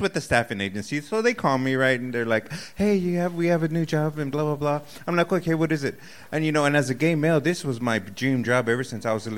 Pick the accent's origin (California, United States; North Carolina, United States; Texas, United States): Texas, United States; Austin; moved away as an adult; also born or lived in Round Rock, Texas; now in San Antonio, United States; I'm from Austin, born and raised here, so I started comedy here. Then I moved to San Antonio